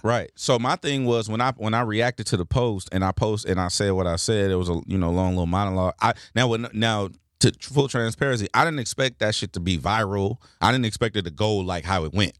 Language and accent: English; Los Angeles, California, United States; born and raised in Los Angeles